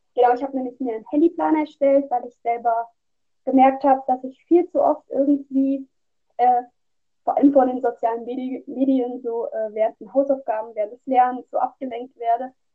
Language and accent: German; Hesse, Germany; Und ich komme aus Deutschland, also aus Hessen, also im Bundesland Hessen